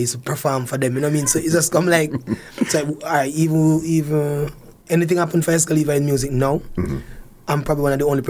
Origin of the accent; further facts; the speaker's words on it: Harmons, Manchester, Jamaica; moved away as an adult; also born or lived in Canada; I'm from Manchester. I was born in Manchester, a place called Harmons.